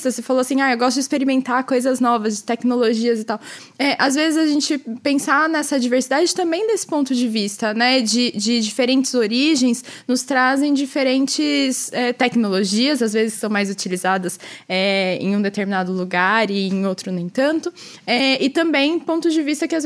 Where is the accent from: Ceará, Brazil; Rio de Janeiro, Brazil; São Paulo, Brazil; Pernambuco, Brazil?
São Paulo, Brazil; Campinas; eu nasci e cresci em Campinas, no interior de São Paulo.